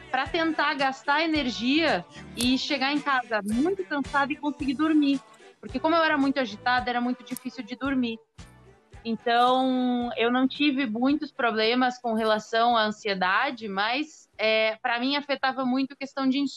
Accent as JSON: {"language": "Portuguese", "region": "Rio Grande do Sul", "country": "Brazil", "moved": "as an adult", "lives_now": "Rio de Janeiro, Brazil", "said": "eu sou gaúcha, é, mas moro aqui no Rio já há oito anos."}